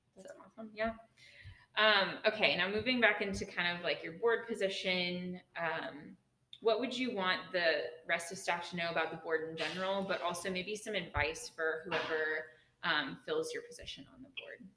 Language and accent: English; Dallas, Texas, United States; now in Northwest Arkansas, United States; I'm also from Dallas